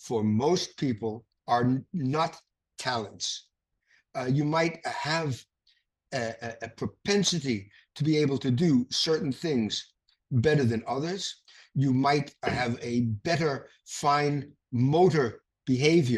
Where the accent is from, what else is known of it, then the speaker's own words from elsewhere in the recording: New York City, New York, United States; I was born in the Bronx